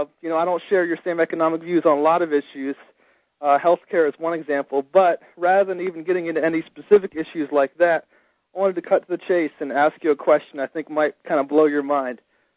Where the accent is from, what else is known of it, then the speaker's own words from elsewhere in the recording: Maryland, United States; I was raised in Maryland, which is a very liberal state.